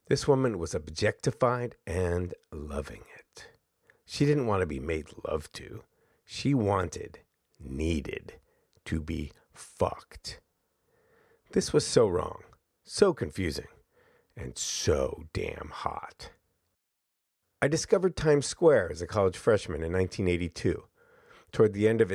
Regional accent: Albany, New York, United States; moved away; also born or lived in San Francisco; I grew up in Albany, New York, the only child of two lefty secular academics

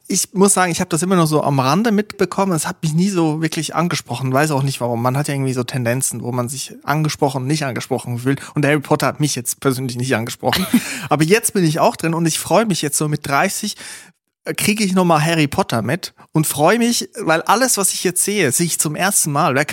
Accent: Switzerland; Zum Beispiel da, wo ich herkomme, Switzerland, da, da gibt's das nicht.

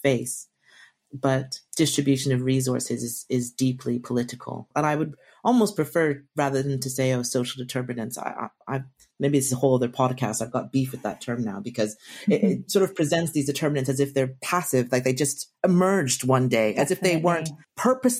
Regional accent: Jamaica; I'm Jamaican

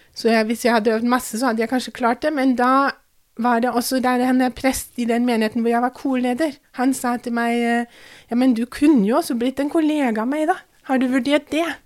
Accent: Kaiserslautern, Rhineland-Palatinate, Germany; Norwegian is a second language; now in Drammen, Norway; jeg vokste opp um, ganske langt sør-vest i Tyskland

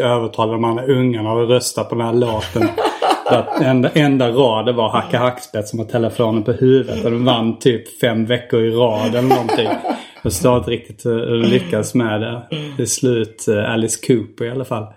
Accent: Hjärup, Skåne, Sweden; also born or lived in Staffanstorp; vi kom från ett ställe där det var liksom kuddar

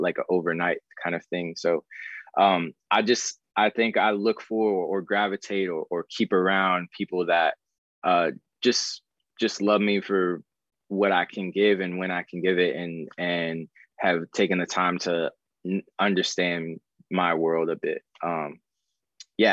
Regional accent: Arizona, United States; moved away as an adult; also born or lived in Florida; now in Los Angeles, United States; I grew up in Arizona

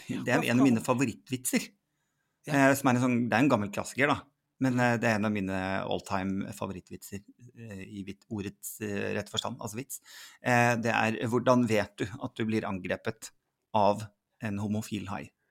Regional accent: Sandefjord, Vestfold, Norway; Jeg vokste da opp i, i Sandefjord

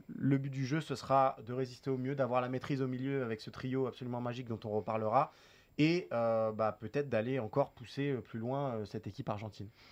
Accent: France; nous, en tant que Français

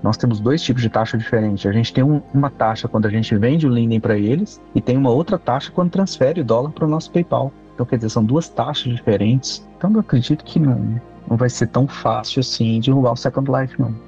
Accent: Brazil; eu não sou de Portugal, eu sou do Brasil

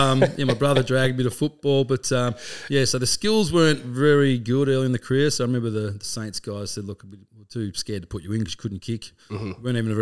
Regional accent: Colac, Victoria, Australia; Yeah, so I grew up in Colac

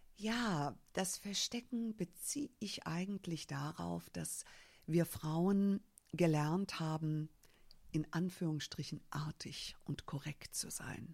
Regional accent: Germany; ich bin als äh, Amerikanerin hier in Deutschland geboren, habe aber, obwohl ich hier geboren bin, keine deutsche Staatsbürgerschaft

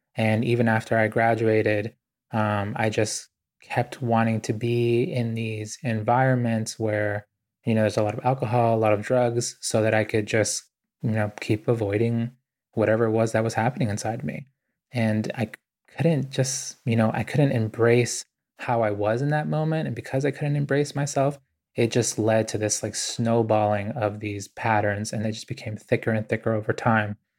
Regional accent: Boston, Massachusetts, United States; also born or lived in Ecuador; I grew up really poor in Boston

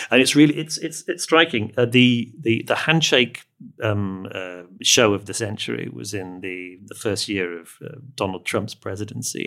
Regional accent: England, United Kingdom; I'm speaking as an Englishman

